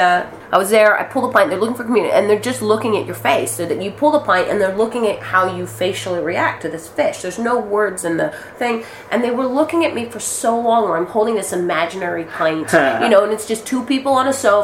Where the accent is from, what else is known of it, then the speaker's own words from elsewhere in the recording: Philippines; moved away; I'm Filipino